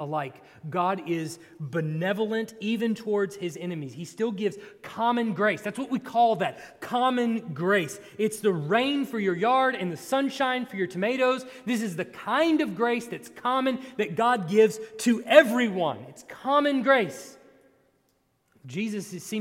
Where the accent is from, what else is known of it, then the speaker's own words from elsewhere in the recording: Texas, United States; I grew up in Texas, so it was 150,000 degrees